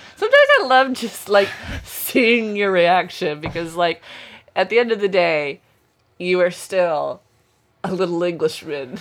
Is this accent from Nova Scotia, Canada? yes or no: yes; Westville, Nova Scotia, Canada; Westville's my hometown, it's where I grew up